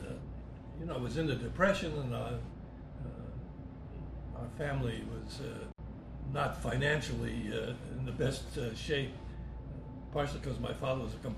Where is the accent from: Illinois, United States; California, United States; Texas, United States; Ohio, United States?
Ohio, United States; Cleveland; I grew up in Cleveland, Ohio